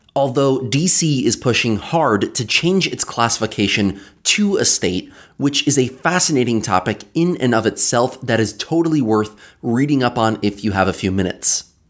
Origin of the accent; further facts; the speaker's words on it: the Catskills, New York, United States; Growing up in the Catskills, I knew that we had towns and villages and hamlets